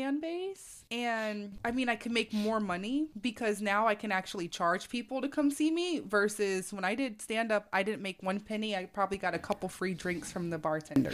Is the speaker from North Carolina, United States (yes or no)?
no; Atlanta, Georgia, United States; I'm from Atlanta